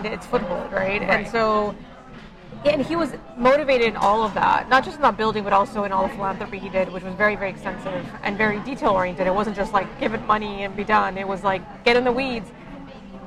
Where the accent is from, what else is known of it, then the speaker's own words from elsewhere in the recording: Miami, Florida, United States; growing up in Miami and having a father who was a civil engineer